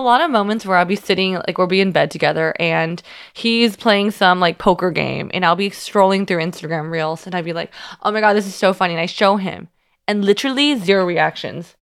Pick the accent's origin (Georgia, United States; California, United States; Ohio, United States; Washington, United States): California, United States; Union City; moved away; I'm from Union City.